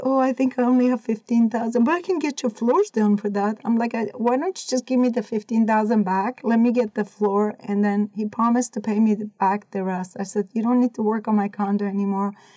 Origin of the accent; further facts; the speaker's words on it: Iran; moved away as an adult; also born or lived in California / Oregon; now in United States; I was born and raised in Iran. I was 18 when I came to the United States.